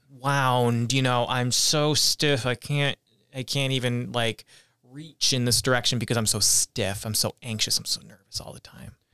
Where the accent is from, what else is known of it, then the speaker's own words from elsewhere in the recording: Whitesboro, New York, United States; growing up in Utica, New York, in a town called Whitesboro